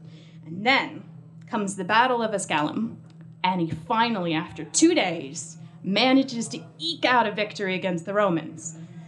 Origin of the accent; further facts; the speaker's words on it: United States; accent: American; because I don't know if you noticed from my accent, I am American